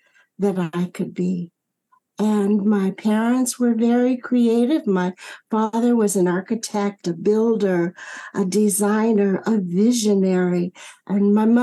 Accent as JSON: {"language": "English", "region": "Michigan", "country": "United States", "tie": "born or raised there", "said": "growing up in Michigan"}